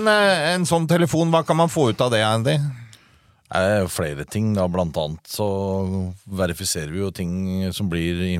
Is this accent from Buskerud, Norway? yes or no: yes; Drammen, Buskerud, Norway; Å ja, jeg kommer fra fra Oslo, skjønner du. Rett vest for Oslo. Drammen.